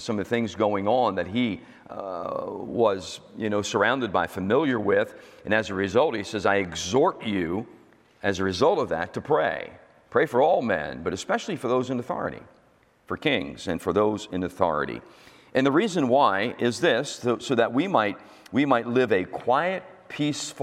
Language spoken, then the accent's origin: English; United States; I'm an American